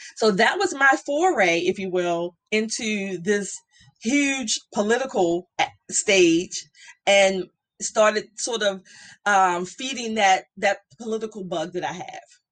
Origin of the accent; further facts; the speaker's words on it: Baltimore, Maryland, United States; I grew up in Baltimore